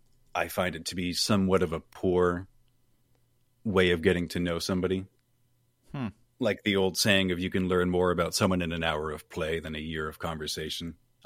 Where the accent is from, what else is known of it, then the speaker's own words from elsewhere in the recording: Maine, United States; moved away as an adult; now in Florida, United States; I'm from Maine. I live in Florida now for the past year.